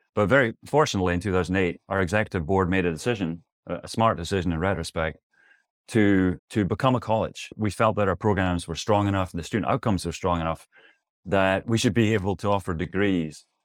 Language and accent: English; Scotland, United Kingdom; moved away; also born or lived in New York City / Tempe, Arizona; As you can tell from my accent, or maybe you can't, I'm originally from Scotland